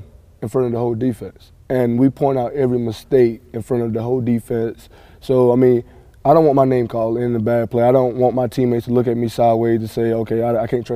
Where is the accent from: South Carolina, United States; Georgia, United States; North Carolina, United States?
South Carolina, United States; Lake View; I'm from Lakeview, South Carolina.